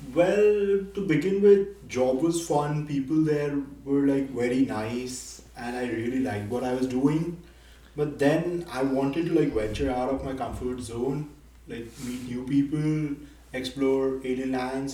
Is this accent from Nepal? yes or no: yes; Nepal; moved away as an adult; also born or lived in Delhi, India; now in United States; I'm from Nepal